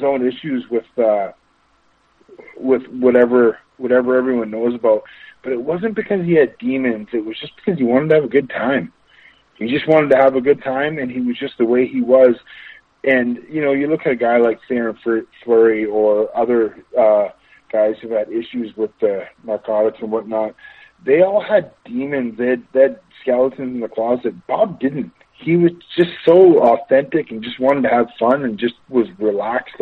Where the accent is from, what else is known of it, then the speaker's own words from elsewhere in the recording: Amherstburg, Ontario, Canada; moved away as an adult; also born or lived in Windsor, Ontario / Saint-Jean-sur-Richelieu, Quebec; I'm from Windsor, Ontario, Amherstburg, Ontario